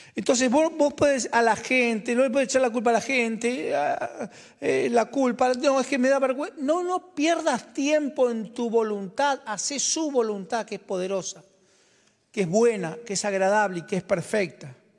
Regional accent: Argentina; como argentino, yo, en el 2001 nacieron mis trillizos

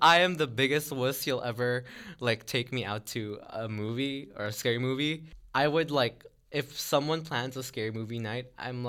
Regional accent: Philippines; moved away; I grew up watching it in the Philippines with my cousins.

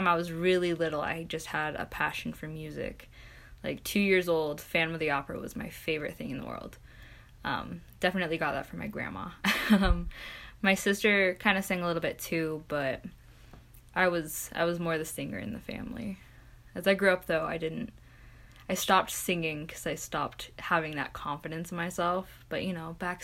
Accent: Centerville, Utah, United States; also born or lived in Bountiful, Utah; I am from Centerville, Utah

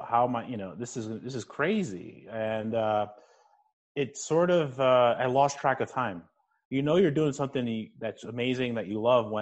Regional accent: New Jersey, United States; I grew up in New Jersey. I was a first-generation Cuban-American.

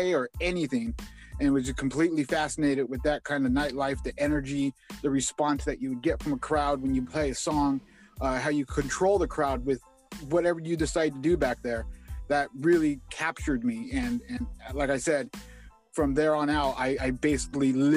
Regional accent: Indio, California, United States; I'm from Indio, California.

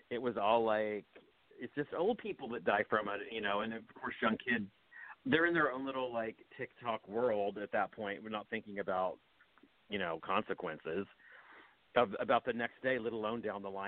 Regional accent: West Virginia, United States; also born or lived in Petersburg, Virginia / Summersville, West Virginia; I was born in Virginia, near outside of Richmond, in a town called Petersburg and then when I was really small, we moved to southern part of West Virginia in Summersville

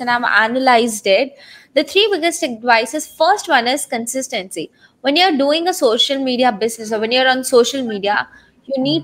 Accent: India; I was from India

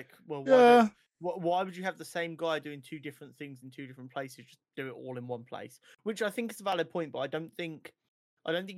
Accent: United Kingdom; We're British, not American

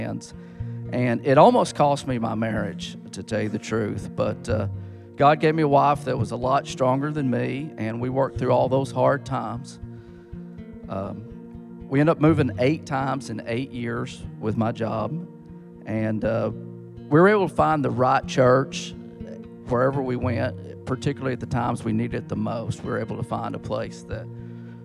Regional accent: Etowah, Tennessee, United States; I grew up in Etowah

